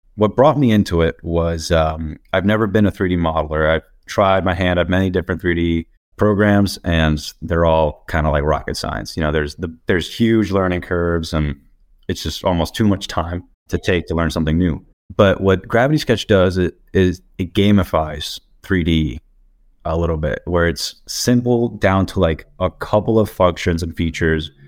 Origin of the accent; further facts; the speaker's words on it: Dominican Republic; now in Portland, United States; I'm from the Dominican Republic, but currently based out of Portland.